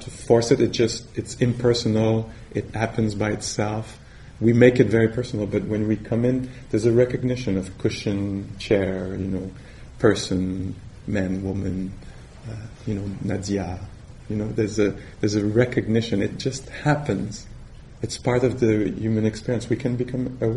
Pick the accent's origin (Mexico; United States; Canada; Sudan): Canada; accent: French Canadian; English is a second language